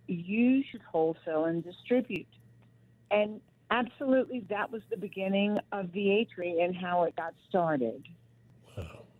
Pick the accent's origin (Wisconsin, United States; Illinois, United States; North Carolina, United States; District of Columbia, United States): North Carolina, United States; Rocky Mount; born or raised there